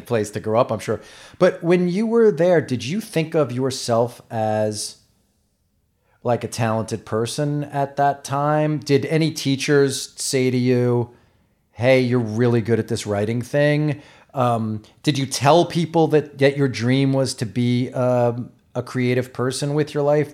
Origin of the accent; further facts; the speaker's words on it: New York, United States; I grew up in New York in the late 70s and 80s.